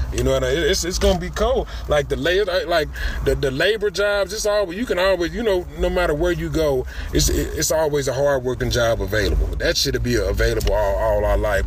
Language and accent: English; Louisville, Kentucky, United States; I'm from Louisville, Kentucky